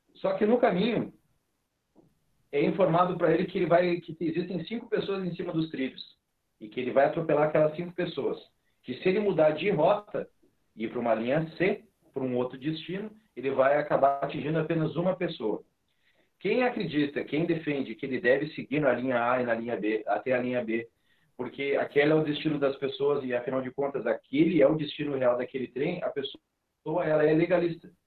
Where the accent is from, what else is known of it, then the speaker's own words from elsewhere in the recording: Rio Grande do Sul, Brazil; nós aqui somos gaúchos